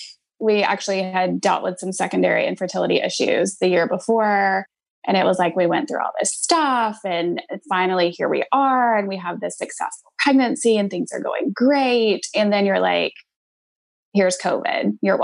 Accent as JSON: {"language": "English", "region": "Georgia", "country": "United States", "tie": "born or raised there", "said": "my best friends I grew up with in Georgia didn't even know about it."}